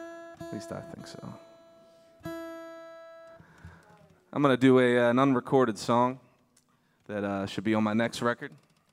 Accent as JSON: {"language": "English", "town": "Baltimore", "region": "Maryland", "country": "United States", "said": "I'm from Baltimore, Maryland."}